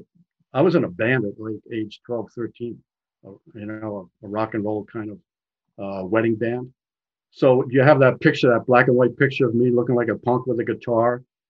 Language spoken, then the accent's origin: English; United States; I am an American